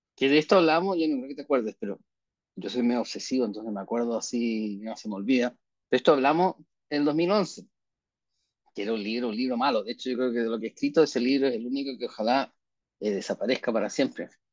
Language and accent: Spanish; Chile; somos chilenos al final